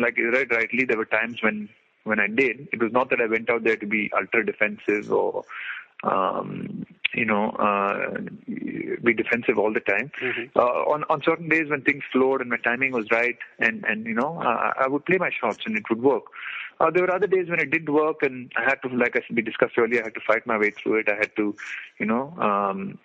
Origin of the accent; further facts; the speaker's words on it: India; as an Indian